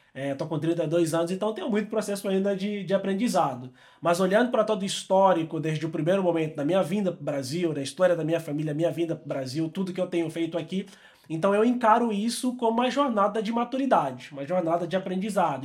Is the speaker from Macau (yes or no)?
no; Angola; moved away as an adult; also born or lived in São Paulo, Brazil; eu sou angolano, eu gosto de me apresentar como um angolano pelo mundo